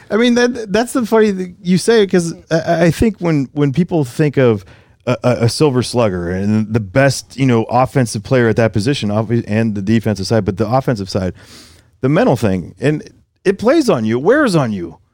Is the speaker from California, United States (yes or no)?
yes; San Francisco, California, United States; I grew up in San Francisco